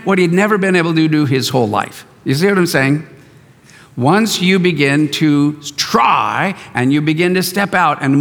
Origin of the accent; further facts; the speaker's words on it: East County, California, United States; I grew up out in East County